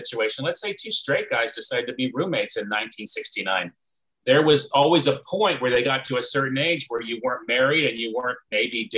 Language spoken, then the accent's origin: English; Clovis, California, United States; also born or lived in Fresno, California; I grew up in Fresno